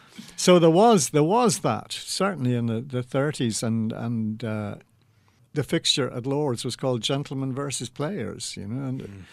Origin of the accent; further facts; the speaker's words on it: London, United Kingdom; I was born in St John's Wood, just round the corner from Lord's Cricket Ground.